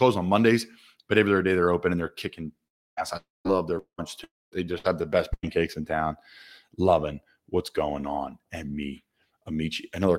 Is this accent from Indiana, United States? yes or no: no; Doylestown, Pennsylvania, United States; accent: Philly; my hometown in Doylestown, Pennsylvania